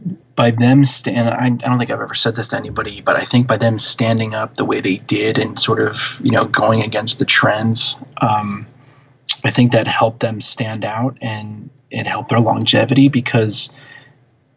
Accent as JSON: {"language": "English", "region": "central New Jersey", "country": "United States", "tie": "born or raised there", "said": "where I grew up in New Jersey, sort of central New Jersey"}